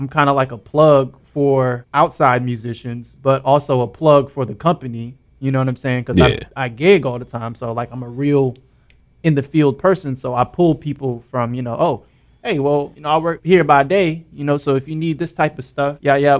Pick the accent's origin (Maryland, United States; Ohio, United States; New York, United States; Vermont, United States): Maryland, United States; But I'm from Maryland. But, you know, we kind of say we're based out of the DMV, so.